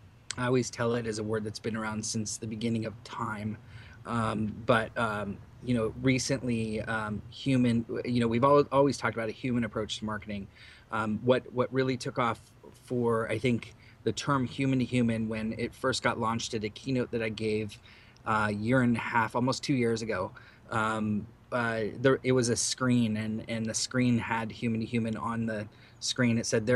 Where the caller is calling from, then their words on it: San Jose, California, United States; This is …. I am live from San Jose.